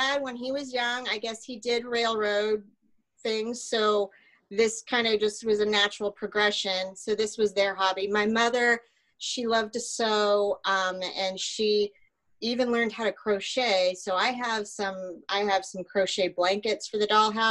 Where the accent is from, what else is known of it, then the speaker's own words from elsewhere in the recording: Kansas, United States; also born or lived in Connecticut; now in Alpharetta, United States; I grew up in Kansas. So the house that I grew up in most of my life was blown away in a tornado